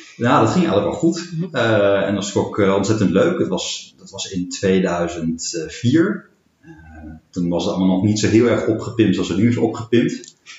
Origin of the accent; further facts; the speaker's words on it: Arnhem, Gelderland, Netherlands; moved away as an adult; also born or lived in Berlin; ik ben 40 jaar, woon in Arnhem. sinds een jaar weer kom ik oorspronkelijk uit Arnhem. Daarvoor tien jaar in Berlijn gewoond